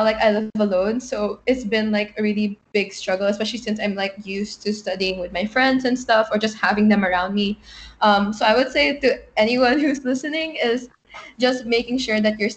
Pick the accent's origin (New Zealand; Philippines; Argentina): Philippines; Manila, Metro Manila; moved away as an adult; I'm from Manila, the Philippines